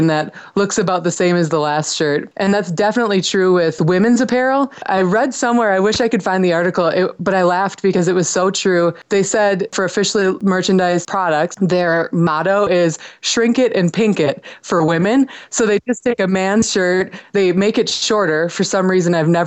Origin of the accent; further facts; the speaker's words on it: Green Bay, Wisconsin, United States; now in Denver, United States; my sister and I grew up in Green Bay, Wisconsin, home of the Packers